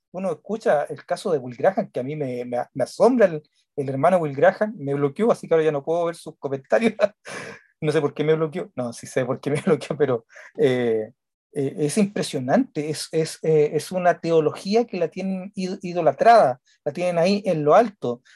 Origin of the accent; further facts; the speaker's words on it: Chile; acá en una radio que se supone que es pentecostal, están entregando sermones de John MacArthur en mi país